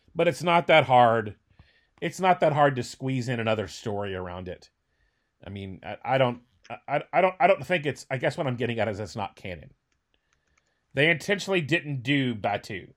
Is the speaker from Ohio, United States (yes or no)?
no; Northern Virginia, United States; moved away; I grew up in Northern Virginia